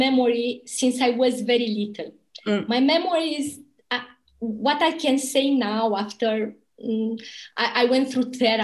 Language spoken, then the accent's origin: English; Romania; moved away as an adult; also born or lived in Bucharest; my hometown, you know, a little town from Romania, the border with Bulgaria.